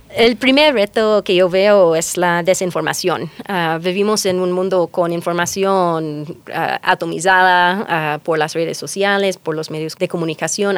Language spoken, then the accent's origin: Spanish; North Carolina, United States; Spanish is a second language; moved away as an adult; now in Ecuador; Soy ah, de Carolina del Norte, de los Estados Unidos